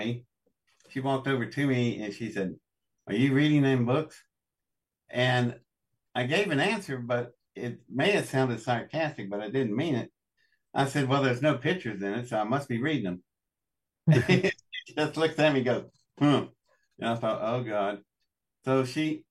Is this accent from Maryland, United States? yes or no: no; Welch, West Virginia, United States; I was born in Welch, West Virginia, in District 10 of the Pocahontas coal fields.